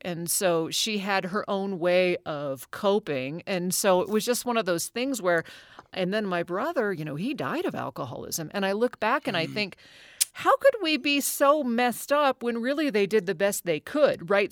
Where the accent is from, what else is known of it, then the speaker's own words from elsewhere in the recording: Anchorage, Alaska, United States; I grew up in Anchorage, Alaska. Now I was born oh. there in '72